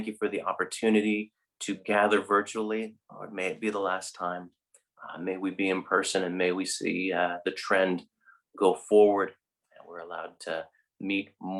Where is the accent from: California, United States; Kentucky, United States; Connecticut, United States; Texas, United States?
California, United States; Northern; moved away as an adult; now in Dublin, Ireland; I, from Northern California, lived 18 years of my life in two stints in Northern California